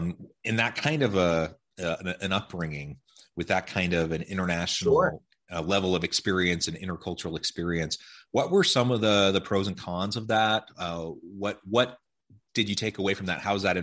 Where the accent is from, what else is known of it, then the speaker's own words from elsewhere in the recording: Ohio, United States; also born or lived in Oregon / Missouri; I grew up mostly in Ohio, Oregon, and Missouri. So West Coast, Midwest, ended out in Utah for my education, and then I ended up here.